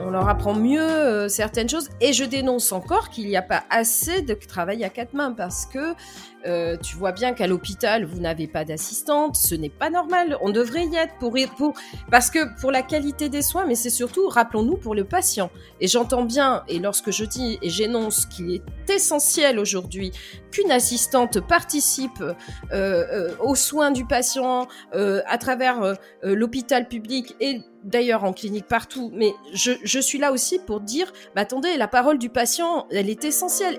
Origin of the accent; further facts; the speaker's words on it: Lyon suburbs, Auvergne-Rhône-Alpes, France; now in Bordeaux, France; je suis née euh, du côté de la région de Trois-Gros et Paul Bocuse, dans la banlieue lyonnaise